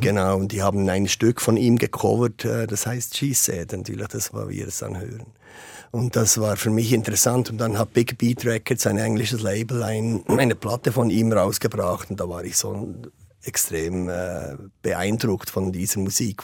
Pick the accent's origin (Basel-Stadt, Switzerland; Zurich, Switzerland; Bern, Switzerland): Bern, Switzerland; ich als Schweizer